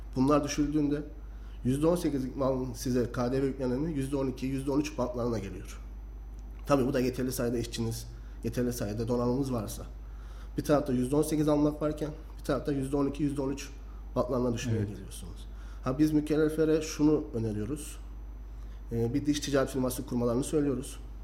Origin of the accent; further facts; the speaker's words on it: Kayseri Province, Turkey; Ben seksen dokuz doğumlu Kayseri doğumluyum.